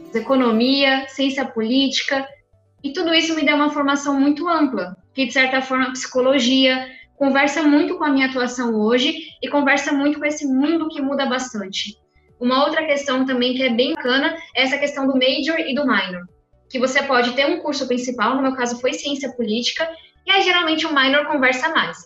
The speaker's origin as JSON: {"language": "Portuguese", "region": "São Paulo", "country": "Brazil", "also_born_or_lived": "United States", "moved": "as an adult", "said": "eu venho da periferia de São Paulo"}